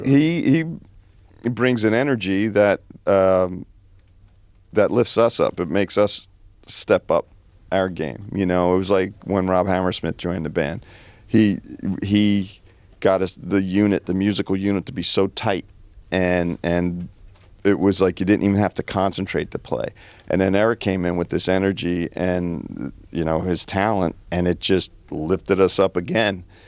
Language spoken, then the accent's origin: English; New Jersey, United States; growing up in New Jersey